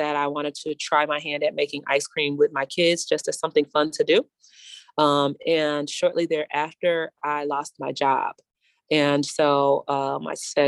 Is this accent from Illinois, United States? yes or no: yes; Chicago, Illinois, United States; I'm from the North Lawndale community